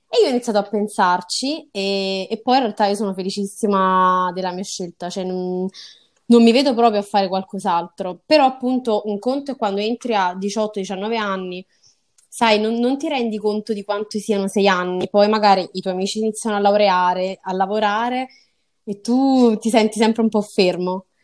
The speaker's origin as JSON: {"language": "Italian", "town": "Salerno", "region": "Campania", "country": "Italy", "tie": "born or raised there", "said": "Io ho appunto 23 anni, sono nata e cresciuta a Salerno e quindi non, non, mi sono mai spostata in realtà né dalla mia città né poi da, insomma, dalla mia casa natale."}